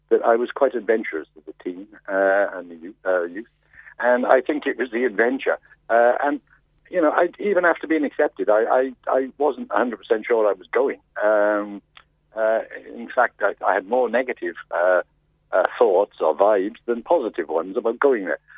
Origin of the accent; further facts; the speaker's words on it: United Kingdom; And we bumped into each other, uh, and being British, we felt we were British, the pair, the three of us, we became good friends.